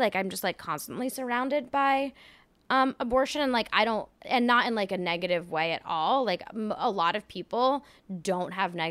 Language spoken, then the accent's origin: English; France; moved away; I grew up in France, actually.